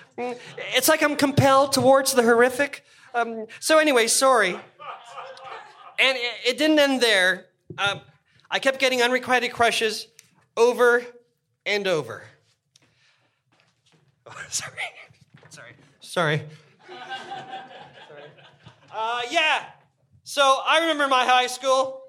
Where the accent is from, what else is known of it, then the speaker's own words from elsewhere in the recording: Toronto, Ontario, Canada; I grew up in Toronto